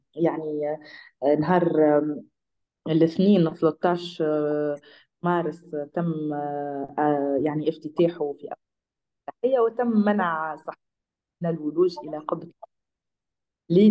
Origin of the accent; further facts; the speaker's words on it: Tunisia; أنا كتونسية